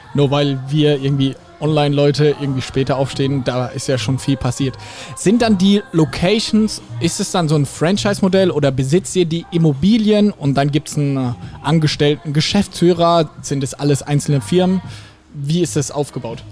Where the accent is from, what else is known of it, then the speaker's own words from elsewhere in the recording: Ladenburg, Baden-Württemberg, Germany; ich komme aus Ladenburg